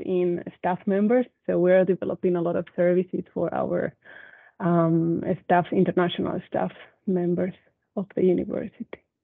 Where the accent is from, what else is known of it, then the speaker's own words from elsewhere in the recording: Spain; moved away as an adult; now in Oulu, Finland; I'm originally from Spain